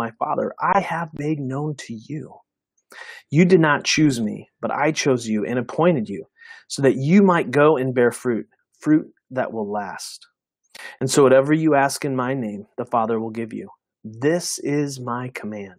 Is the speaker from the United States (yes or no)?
yes; United States; We as American Christians